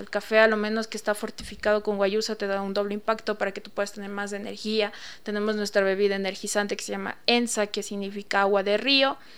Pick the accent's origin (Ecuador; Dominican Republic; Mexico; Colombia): Ecuador; soy una indígena Shuar y vengo como representante vocera de mi comunidad milenial Shuar